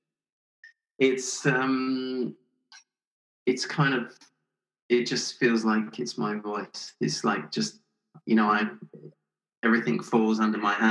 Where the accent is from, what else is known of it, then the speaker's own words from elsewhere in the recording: England, United Kingdom; moved away as an adult; also born or lived in Canada / Los Angeles; I spent 5-8 years in Canada, a couple of years in LA, but I still miss England